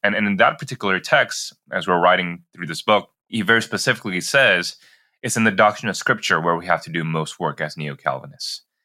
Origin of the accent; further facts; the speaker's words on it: Jakarta, Indonesia; moved away as an adult; also born or lived in Singapore; I grew up in Jakarta, Indonesia, and then I did a five year stint growing up in Singapore as well, and then finished off middle school and high school back in Jakarta.